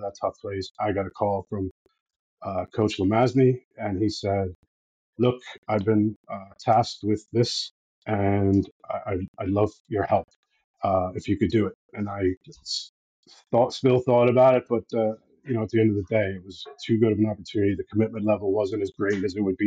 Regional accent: United States; moved away as an adult; now in Ireland; I'm an American expat, so I moved here 12 years ago now

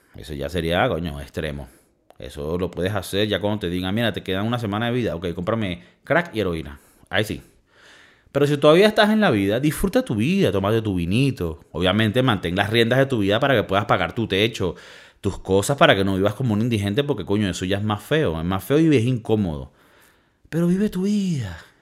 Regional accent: Valencia, Carabobo, Venezuela; now in Spain; imagínate de la ciudad que yo soy, Valencia, Venezuela

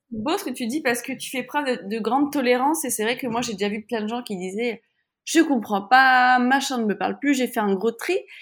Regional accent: France; nous, en tant que Français, qui avons la sécurité sociale

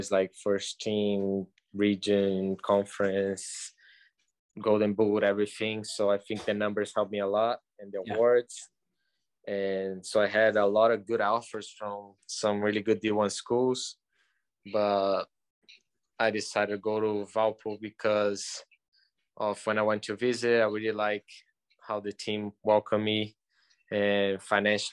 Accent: just outside of Rio, Rio de Janeiro, Brazil; moved away as an adult; now in Chattanooga, United States; I'm from Brazil, from just outside of Rio

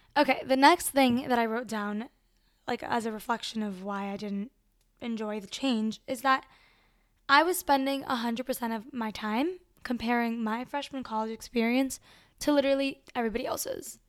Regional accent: Miami, Florida, United States; moved away as an adult; also born or lived in Venezuela; now in South Bend, United States; I was born in Venezuela, but I grew up in Miami and I go to school at Notre Dame

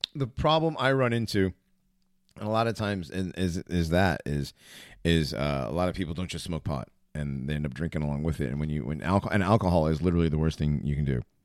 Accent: West Hartford, Connecticut, United States; growing up in West Hartford

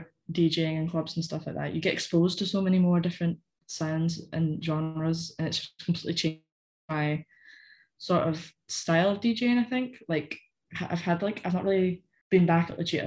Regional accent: Callander, Scotland, United Kingdom; accent: weird accent; now in Glasgow, United Kingdom

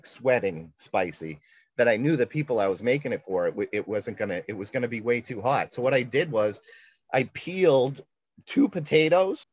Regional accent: New England, United States; I'm from New England

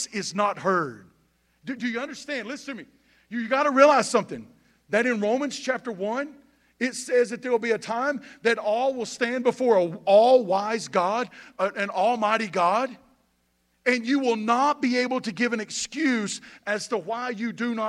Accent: Boomer, North Carolina, United States; moved away as an adult; now in Statesville, United States; I'm from Boomer, North Carolina

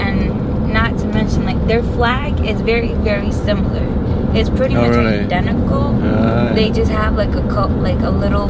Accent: New York, United States; now in Florida, United States; I'm from New York.

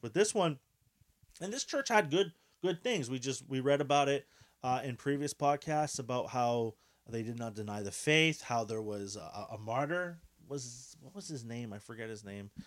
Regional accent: Quebec, Canada; we are Canadian, uh, specifically Quebecois. uh, Quebecers

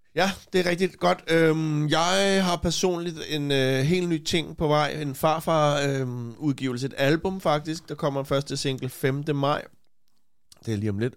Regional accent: Copenhagen, Capital Region of Denmark, Denmark; jeg voksede op på Christianshavn

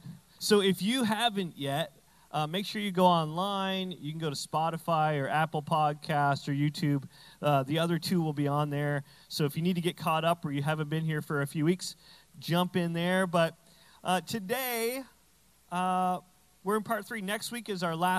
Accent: New Brunswick, Canada; I'm from Canada, but we have all American stuff, so I'm like, I'm from Texas now.

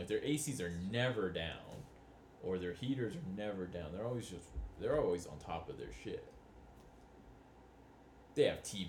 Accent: Utah, United States; We're from Utah.

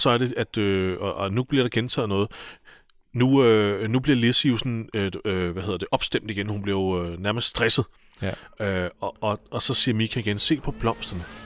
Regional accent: Albertslund, Capital Region of Denmark, Denmark; min hjemby, Albertslund

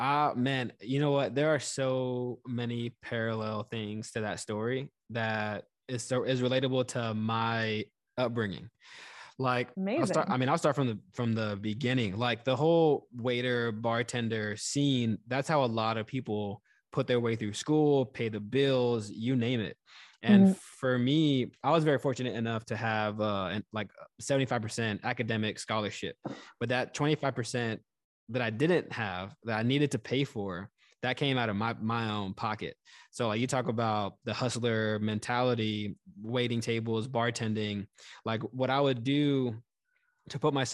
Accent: Texas, United States; moved away as an adult; I grew up in Texas, went to school out of state.

